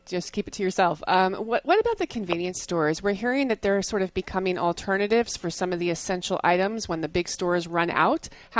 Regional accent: New Jersey, United States; I grew up in New Jersey, and Jersey gets a bad rep sometimes

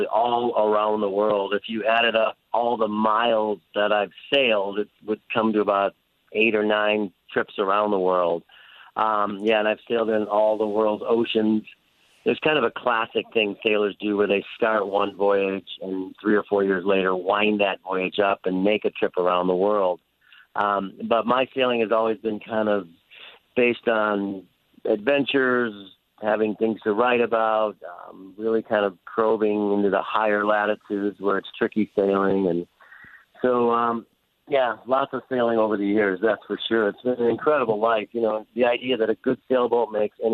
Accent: Midwest, United States; We grew up in the Midwest.

